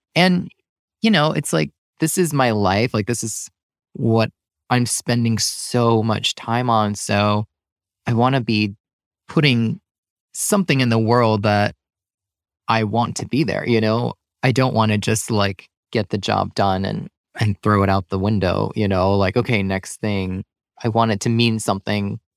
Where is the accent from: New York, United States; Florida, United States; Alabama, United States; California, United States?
New York, United States; New York suburbs, United States; moved away as an adult; also born or lived in Seattle / Brooklyn; now in Western Massachusetts, United States; I grew up in the New York burbs